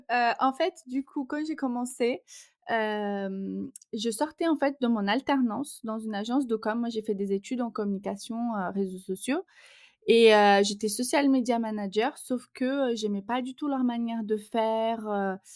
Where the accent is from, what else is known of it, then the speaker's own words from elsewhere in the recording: Brazil; accent: Brazilian; French is a second language; Et mon petit accent vient du Brésil pour ceux qui vont l'entendre dans le podcast. Donc je suis brésilienne